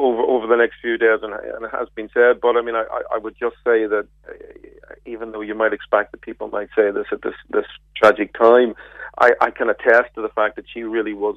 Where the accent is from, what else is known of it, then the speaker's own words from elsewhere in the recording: Belfast, Northern Ireland, United Kingdom; I'm from Belfast myself